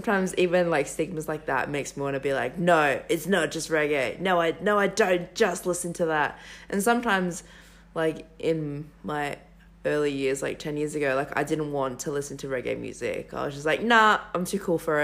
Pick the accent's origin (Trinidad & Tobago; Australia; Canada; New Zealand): Australia; Sydney, New South Wales; Australian-raised Melanesian and Polynesian women in Western Sydney.